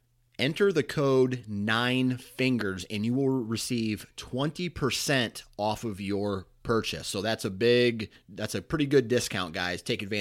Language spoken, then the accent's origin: English; Mount Pleasant, Iowa, United States; Dana Holgerson attended the Iowa Wesleyan University in my hometown of Mount Pleasant, Iowa.